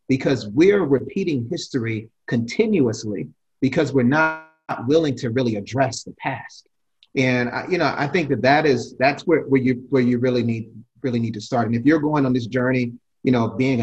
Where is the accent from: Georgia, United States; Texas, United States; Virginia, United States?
Virginia, United States; Alexandria; I'm from here. This right. is my hometown.